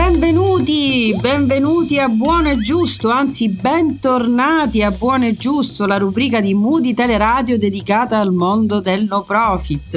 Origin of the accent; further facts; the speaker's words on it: Messina, Sicily, Italy; sono messinese